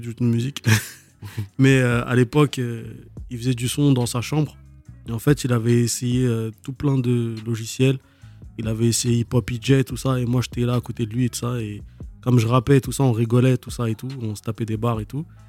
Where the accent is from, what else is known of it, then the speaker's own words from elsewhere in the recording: Dunkirk, Hauts-de-France, France; j'ai grandi là-bas. J'ai fait toute mon adolescence là-bas